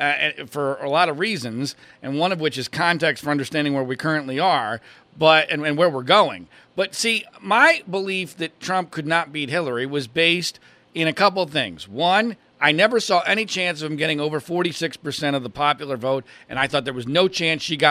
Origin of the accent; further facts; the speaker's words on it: Pennsylvania, United States; I grew up in Pennsylvania.